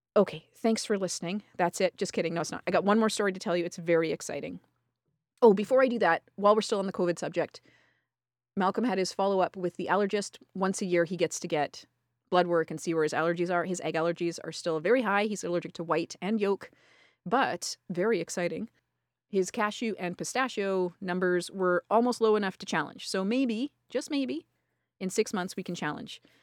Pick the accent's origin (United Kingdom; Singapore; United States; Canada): Canada; accent: Canadian; my fucking Canadian accent